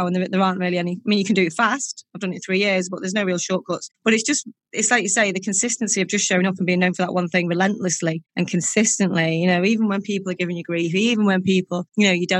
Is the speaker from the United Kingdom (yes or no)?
yes; Warrington, North West England, United Kingdom; Warrington, which is my hometown